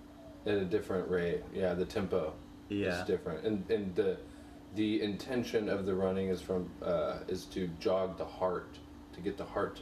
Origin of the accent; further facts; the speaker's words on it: Southside Place, Texas, United States; I'm from Houston, Texas. I grew up in Southside Place. It's the smallest incorporated city, 9 blocks long. I grew up across the street from the park.